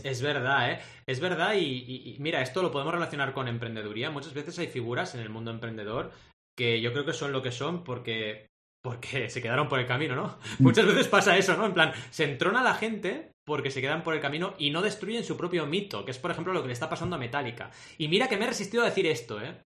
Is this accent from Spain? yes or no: yes; Barcelona, Catalonia, Spain; also born or lived in Mar del Plata, Argentina; yo me fui de mi ciudad natal a los 8 años y llegué a Barcelona